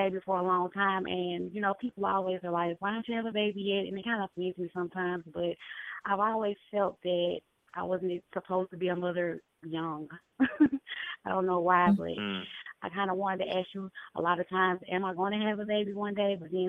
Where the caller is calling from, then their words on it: Louisiana, United States; I'm calling from Louisiana.